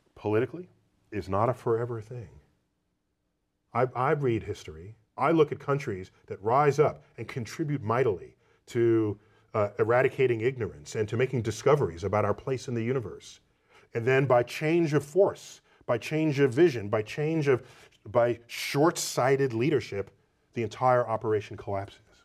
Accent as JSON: {"language": "English", "country": "United States", "said": "as an American"}